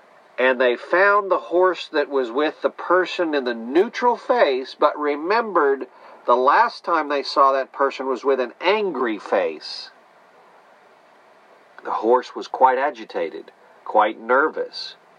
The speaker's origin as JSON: {"language": "English", "country": "Netherlands", "moved": "yes", "lives_now": "Houston, United States", "said": "as I celebrate my Dutch history. And sure enough, King's Day. Midnight and I came from the Netherlands to America. We live now in Houston here."}